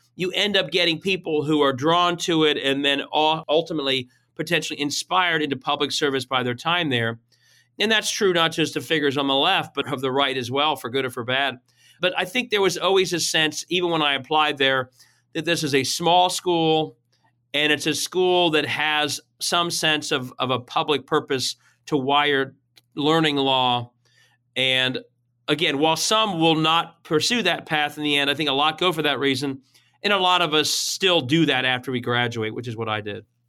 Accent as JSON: {"language": "English", "town": "Cincinnati", "region": "Ohio", "country": "United States", "tie": "born or raised there", "said": "I am from Cincinnati. I grew up here"}